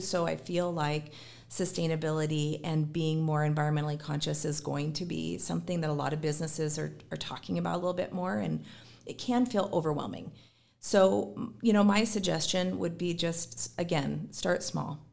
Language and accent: English; Gig Harbor, Washington, United States; born and raised in Gig Harbor